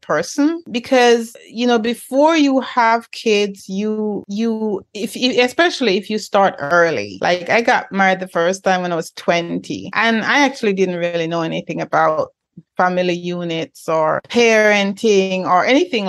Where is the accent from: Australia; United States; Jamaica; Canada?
Jamaica; moved away; I was born in Jamaica